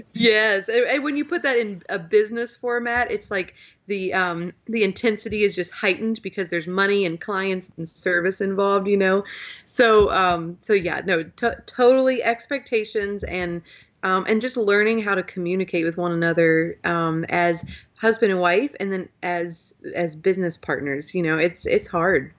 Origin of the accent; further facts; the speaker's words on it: Virginia, United States; also born or lived in Louisville, Kentucky; I'm not technically, you know, born and raised in Virginia. We moved here, um, when I was probably sixteen months old